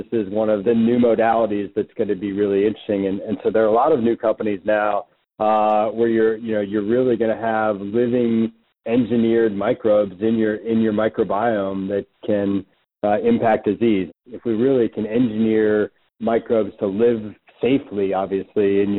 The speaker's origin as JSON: {"language": "English", "town": "Cincinnati", "region": "Ohio", "country": "United States", "tie": "born or raised there", "moved": "yes", "said": "I'm from the Midwest originally, grew up in Cincinnati"}